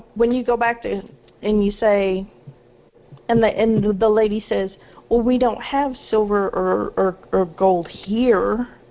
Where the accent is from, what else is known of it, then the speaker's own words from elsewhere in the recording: Arkansas, United States; I'm from Arkansas.